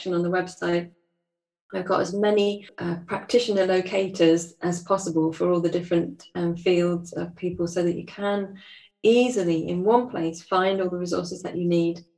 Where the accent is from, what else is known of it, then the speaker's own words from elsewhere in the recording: United Kingdom; I'm British